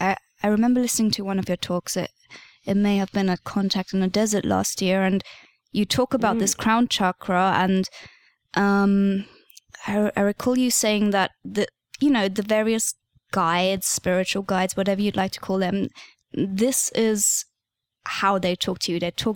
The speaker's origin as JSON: {"language": "English", "country": "Germany", "tie": "born or raised there", "also_born_or_lived": "Kent, England", "accent": "slightly British", "moved": "yes", "said": "Originally, I was born in Germany, but I've lived in England for a few years."}